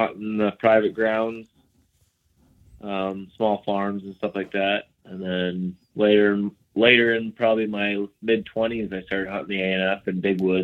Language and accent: English; Sugarville, Pennsylvania, United States; also born or lived in Warren, Pennsylvania; I'm from Warren, Pennsylvania. I grew up in actually Sugarville, Pennsylvania